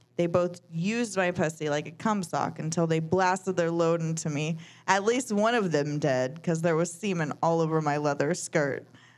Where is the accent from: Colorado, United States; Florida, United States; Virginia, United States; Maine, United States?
Florida, United States; Jacksonville; Oh, I'm from Jacksonville.